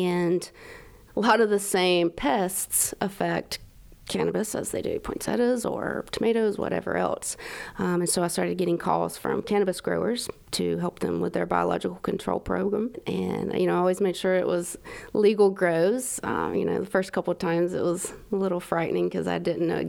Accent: South Carolina, United States; also born or lived in Georgia; I grew up in South Carolina, basically in the middle of nowhere

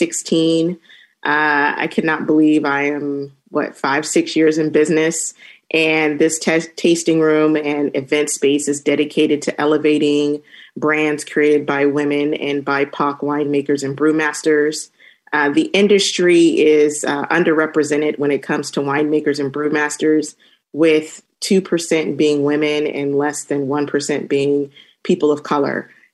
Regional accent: Temecula, California, United States; I grew up in Temecula, and through my exploration of traveling and in my professional journey, you know, I've been drinking a lot of wine.

